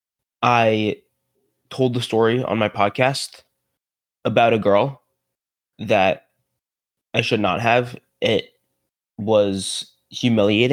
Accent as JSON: {"language": "English", "town": "New Rochelle", "region": "New York", "country": "United States", "said": "I'm from New Rochelle, just outside the city"}